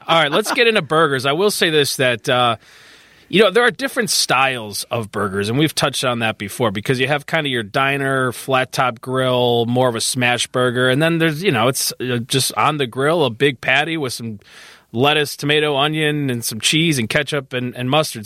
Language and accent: English; Chicago northwest suburbs, Illinois, United States; I grew up near Hackney's